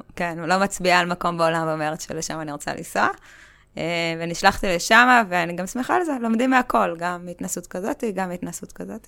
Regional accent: Kokhav Yair, Central District, Israel; גדלתי בכוכב יאיר

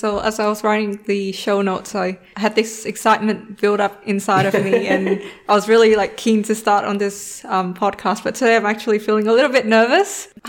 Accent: Vietnam; moved away as an adult; also born or lived in Wollongong, Australia; now in Australia; So I was born and I grew up in Vietnam and I came to Australia for university in 2013.

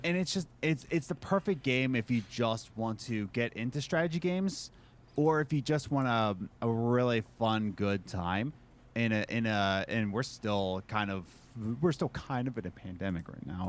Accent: Philadelphia, Pennsylvania, United States; moved away; I'm originally from Philadelphia

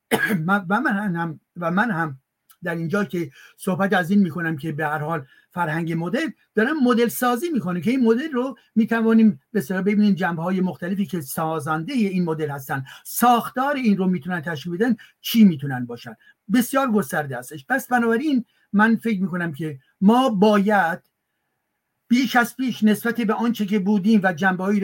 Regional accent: France; born there; منی که در فرانسه متولد, متولد شدم ولی که بخش عمده زندگیم در اینجا هستش

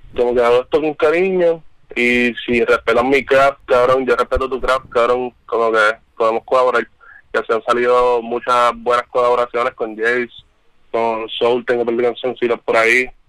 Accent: Trujillo Alto, Puerto Rico; yo soy de Trujillo. Yo soy un arrecostado.

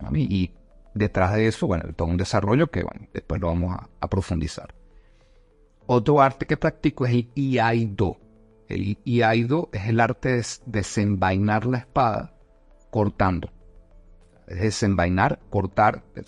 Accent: Caracas, Capital District, Venezuela; moved away as an adult; now in Bogotá, Colombia; nací en Caracas. Este, sin embargo, también soy colombiano. Ya tengo nueve años acá en Bogotá.

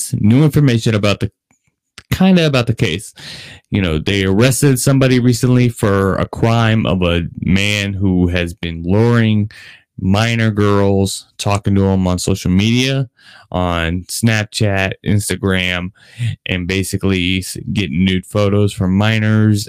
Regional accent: Las Vegas, Nevada, United States; This is my city. I was born and raised here in Las Vegas.

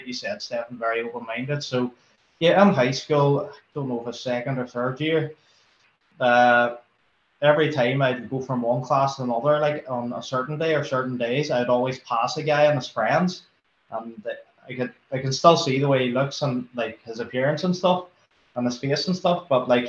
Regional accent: Derry, Northern Ireland, United Kingdom; So growing up in Derry, religion-wise and stuff

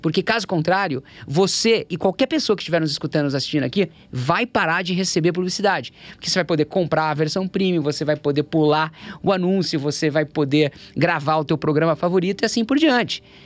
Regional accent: Brazil; moved away as an adult; also born or lived in London / Shanghai, China / United States; Eu nasci no Brasil

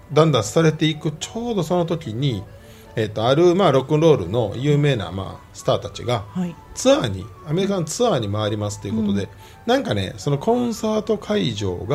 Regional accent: Osaka, Japan; born or raised there

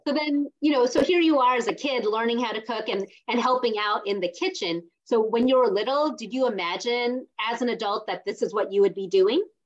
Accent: South India, India; I'm from South India too

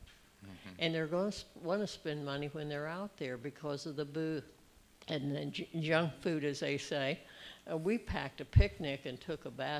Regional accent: Newcomerstown, Ohio, United States; I was from Newcomerstown

